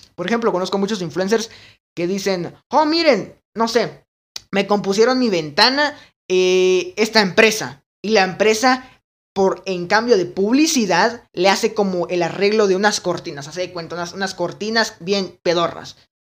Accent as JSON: {"language": "Spanish", "country": "Guatemala", "said": "en mi país, Guatemala"}